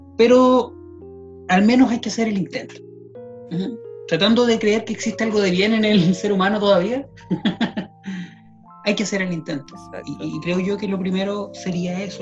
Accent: Chile; como sociedad chilena nos afecta mucho

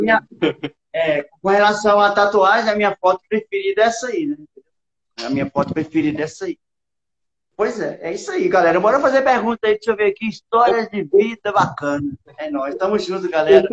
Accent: Brasília, Federal District, Brazil; also born or lived in Barreiras, Bahia; eu sou baiano, eu, eu nasci em Barreiras, na Bahia, e vim para Brasília com uns oito anos de idade.

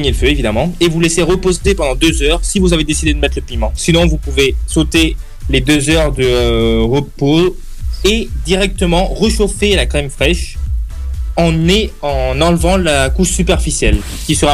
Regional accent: Italy; French is a second language; Oui, bon, je suis italien, vous allez me pardonner.

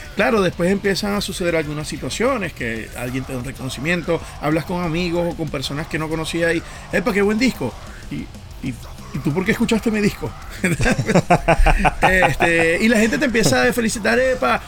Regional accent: Venezuela; moved away as an adult; now in Montreal, Canada; cuando me fui de Venezuela

